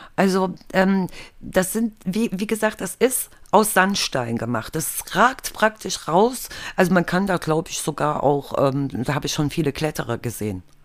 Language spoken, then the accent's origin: German; eastern Germany, Germany; Ich bin ja halt im Osten aufgewachsen